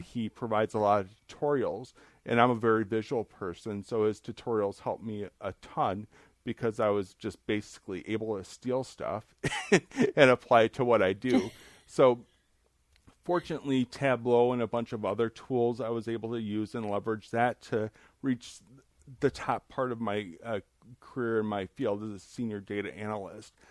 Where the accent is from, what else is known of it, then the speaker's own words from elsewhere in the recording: near Chicago, Illinois, United States; I was growing up near Chicago